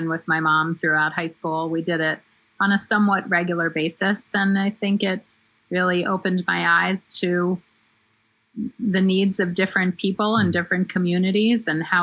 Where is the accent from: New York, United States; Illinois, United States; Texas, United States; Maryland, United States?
Maryland, United States; Bethesda; moved away as an adult; also born or lived in Ann Arbor, Michigan; now in New Jersey, United States; I spent the vast majority of my childhood in Bethesda, Maryland, which is right outside of D.C. And then I came up to New Jersey for college and I basically never left